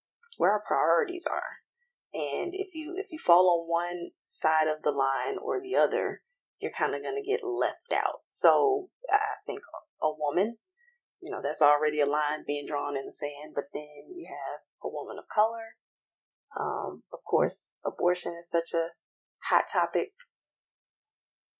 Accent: Atlanta, Georgia, United States; I'm a proud girl from Atlanta

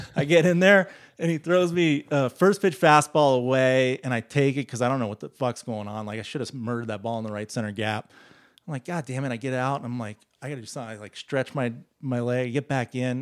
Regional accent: Dallas, Texas, United States; I'm from Dallas

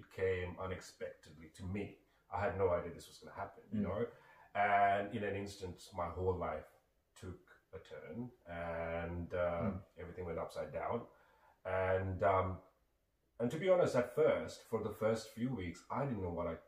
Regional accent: Sri Lanka; moved away; I grew up, I'm originally from Sri Lanka

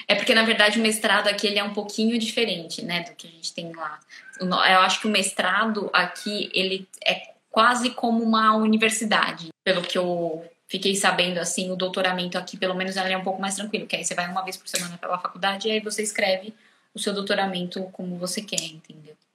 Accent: Brazil; moved away as an adult; now in Portugal

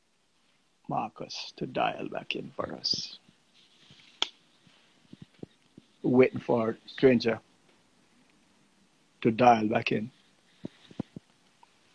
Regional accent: Jamaica; moved away; I grew up in Jamaica

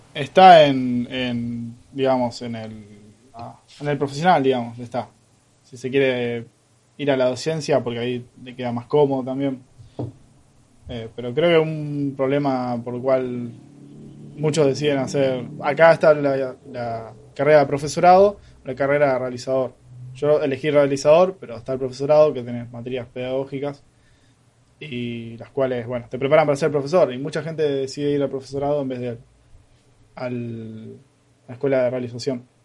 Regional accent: Rosario, Santa Fe, Argentina; los rosarines no nos identificamos como santafesinos. Somos rosarinos.

